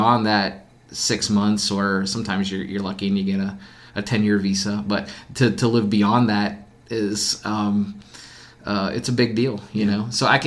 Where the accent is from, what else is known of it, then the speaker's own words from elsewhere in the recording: United States; we're American